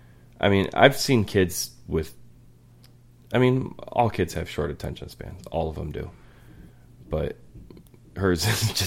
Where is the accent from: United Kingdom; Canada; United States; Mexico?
United States; Lowell, Massachusetts; Like, the house I grew up in Lowell was, in our neighborhood, always considered, like, the Halloween house, because we always decorated real big.